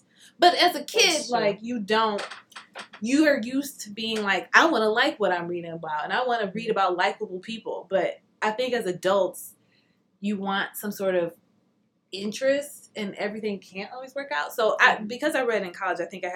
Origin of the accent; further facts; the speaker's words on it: Detroit, Michigan, United States; I grew up in Detroit. I went to Detroit public schools my whole life.